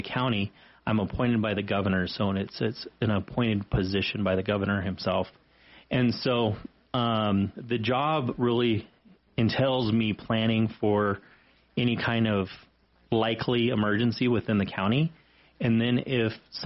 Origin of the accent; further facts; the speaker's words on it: Redlands, California, United States; moved away as an adult; also born or lived in Texas / Wyoming; now in Sheridan, United States; I was born in Texas, but grew up in Redlands, California, and graduated from school there